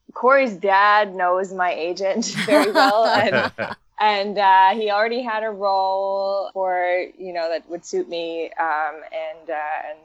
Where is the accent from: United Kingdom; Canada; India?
Canada; growing up in Canada